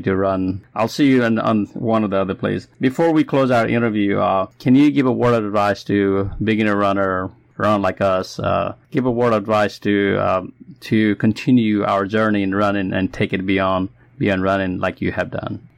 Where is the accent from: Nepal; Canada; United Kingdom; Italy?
Nepal; moved away; That's my home country